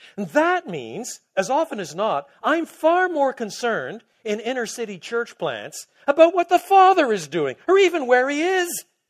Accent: Quebec, Canada; moved away; also born or lived in Toronto; I was brought up in Quebec

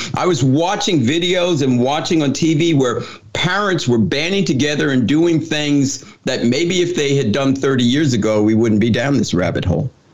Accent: New Jersey, United States; moved away; I took a job back in uh, in New Jersey. I'm from New Jersey

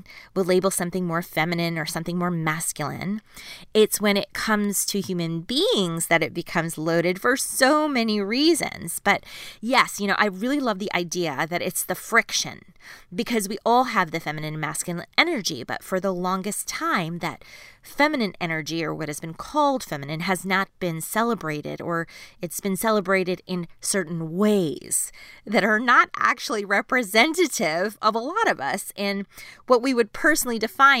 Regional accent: Canada; it's part of being Canadian, by the way. It's like built in.

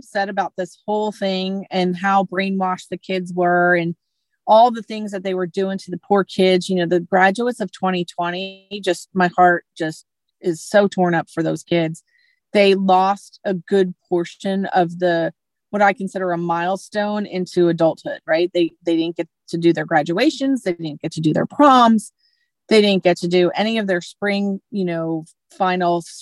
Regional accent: Northeast, United States; I was brought up in the Northeast

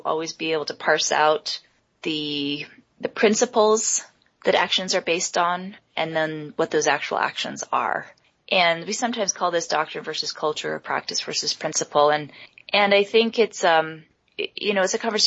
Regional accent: New York City, New York, United States; moved away as an adult; also born or lived in San Francisco / Boston; now in Salt Lake City, United States; I grew up in Manhattan

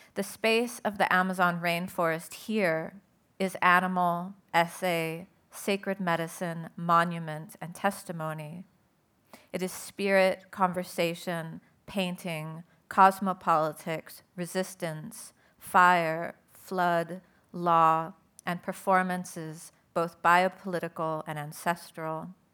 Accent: Southern California, United States; I'm originally, I grew up in Southern California

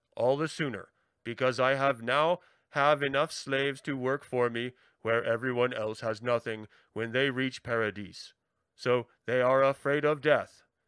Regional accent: Tacoma, Washington, United States; I was born in Tacoma, Washington, in Fort Lewis

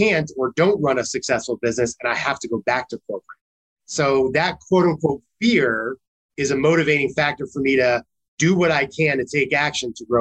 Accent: New York, United States; as a New Yorker

